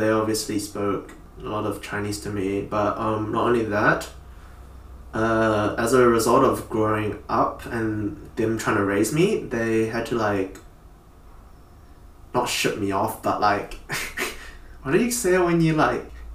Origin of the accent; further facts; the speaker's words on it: Auckland, New Zealand; we grew up here, right? And we were born and raised here.